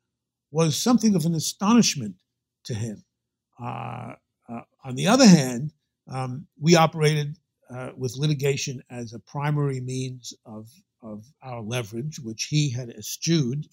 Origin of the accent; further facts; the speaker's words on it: New York City, New York, United States; accent: Brooklyn; my New York accent, by which I always took to mean my Brooklyn accent